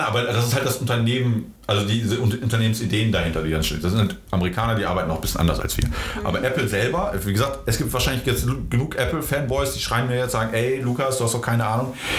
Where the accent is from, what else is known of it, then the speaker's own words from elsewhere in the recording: Gütersloh, North Rhine-Westphalia, Germany; also born or lived in Poland; Ich bin in Polen geboren ähm, ah, okay. und ähm, ja, bin halt äh, mit zarten neun Monaten äh, nach Gütersloh gekommen